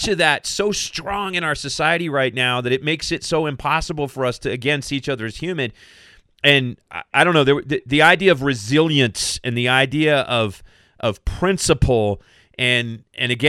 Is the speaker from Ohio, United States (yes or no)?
no; Kentucky, United States; moved away; I'm from Kentucky